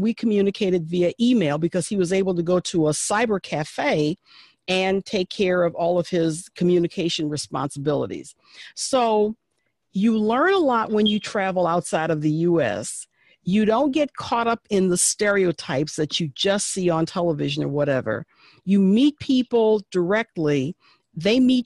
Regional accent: United States; I am an American

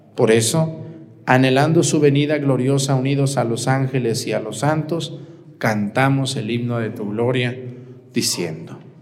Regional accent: Mexticacán, Jalisco, Mexico; moved away; El padre Gabriel, que es el señor cura de mi pueblo y que es compañero mío del seminario y amigo, un saludo al padre Gabriel en Mesticacán

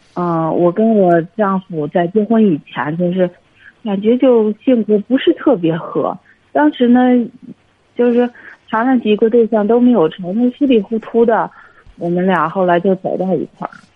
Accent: Hebei, China; 我是河北的

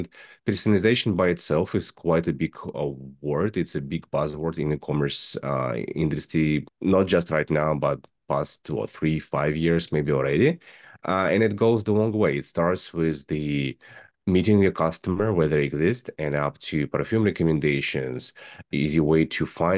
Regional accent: Russia; English is a second language; I am originally from Russia. I'm graduated from the aerospace university

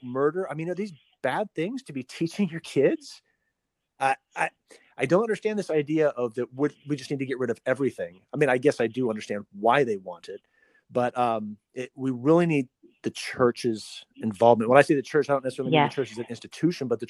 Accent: United States; my family being here since the 1800s, and so I'm pretty American

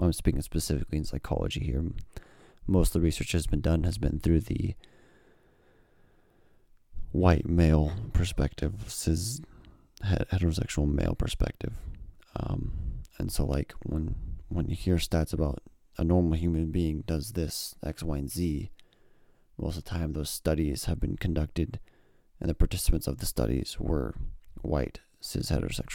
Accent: Boise, Idaho, United States; born and raised in Boise, Idaho

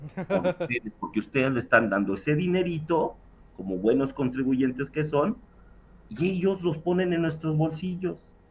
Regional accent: Mexico City, Mexico; como chilango lo puedo decir

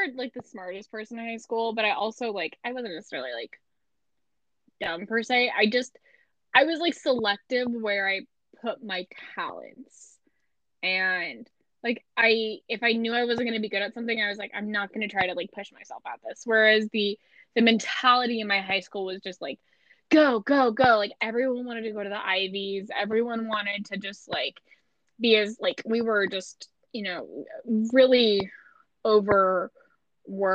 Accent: Missouri, United States; accent: Midwest American; I'm from Missouri

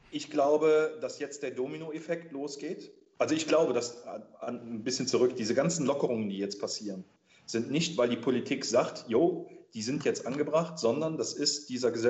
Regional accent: Rhineland, Germany; Nimm, nimm Karneval im Rheinland, ich bin ja Rheinländer, ähm, ich weiß, wie das Karneval abgeht

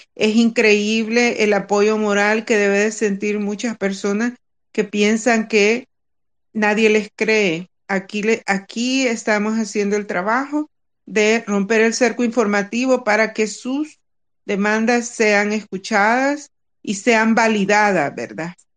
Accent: El Salvador; somos un grupo de salvadoreños, de cheros, como decimos nosotros

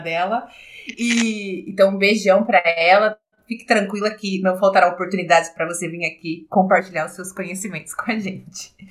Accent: São Carlos, São Paulo, Brazil; somos de São Carlos

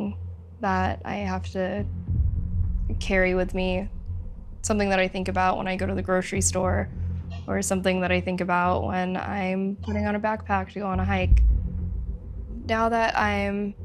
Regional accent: Southern California, United States; I grew up in Southern California

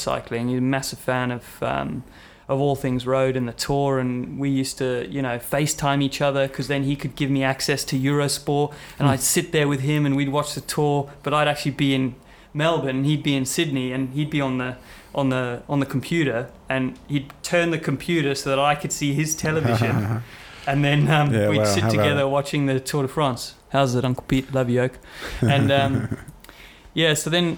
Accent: Cape Town, Western Cape, South Africa; moved away; I'm from South Africa, so grew up in Cape Town for a bit

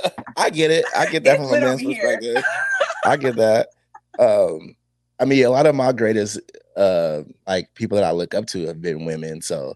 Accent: United States; I was born in America.

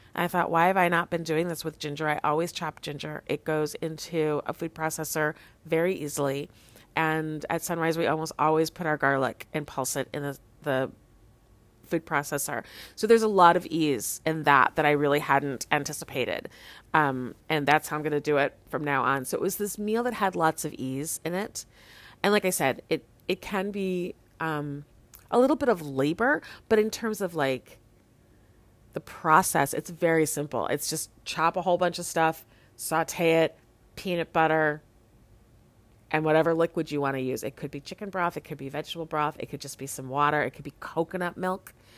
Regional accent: Chicago, Illinois, United States; now in Lawrence, United States; I'm from Chicago

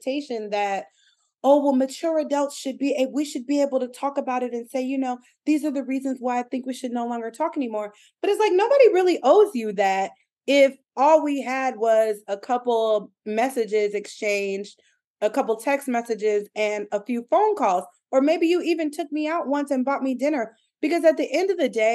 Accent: Michigan, United States; moved away; I'm from Michigan originally, and people like marry their high school sweethearts

